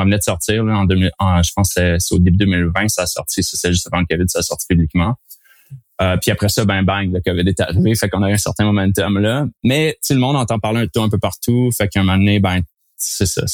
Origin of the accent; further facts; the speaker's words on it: Bromont, Quebec, Canada; moved away as an adult; also born or lived in Sherbrooke / Alberta; Je suis né en Estrie, à Bromont